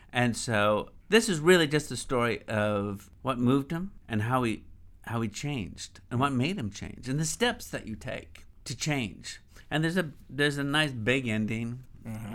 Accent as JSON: {"language": "English", "town": "Montgomery", "region": "Alabama", "country": "United States", "tie": "born or raised there", "said": "I grew up in the South. You know, I'm from Montgomery"}